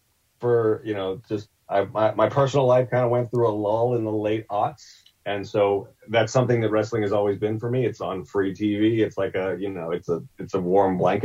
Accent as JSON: {"language": "English", "town": "Pittsburgh", "region": "Pennsylvania", "country": "United States", "tie": "born or raised there", "said": "I grew up in Pittsburgh"}